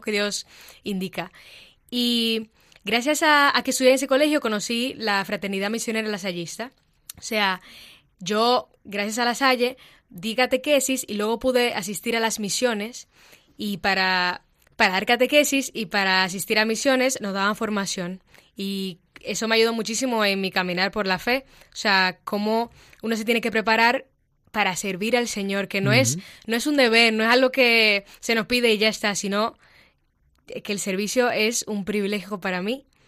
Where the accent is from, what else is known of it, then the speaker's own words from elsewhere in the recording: Dominican Republic; moved away as an adult; now in Madrid, Spain; soy dominicana y tengo aquí en Madrid año y tres meses